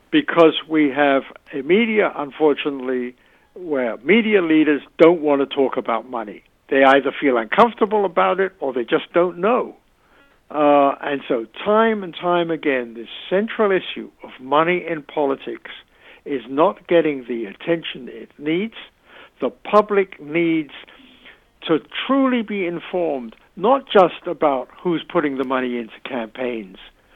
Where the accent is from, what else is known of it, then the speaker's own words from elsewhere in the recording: United Kingdom; moved away; I'm originally British.